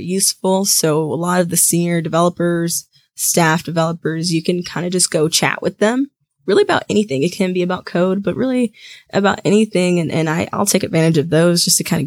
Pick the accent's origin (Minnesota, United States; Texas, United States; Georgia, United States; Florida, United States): Georgia, United States; I'm born and raised in Georgia, so I'm a Georgia girl, and I don't think I'll ever leave